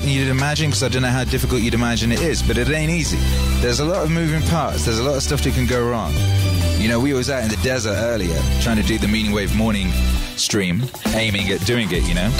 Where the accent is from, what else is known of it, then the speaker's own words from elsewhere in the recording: Wales, United Kingdom; moved away; also born or lived in Los Angeles; where I grew up in Wales